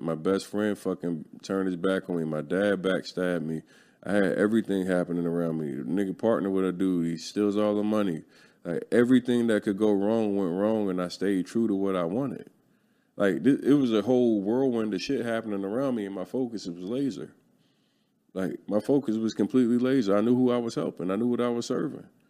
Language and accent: English; Philadelphia, Pennsylvania, United States; I'm from North Philly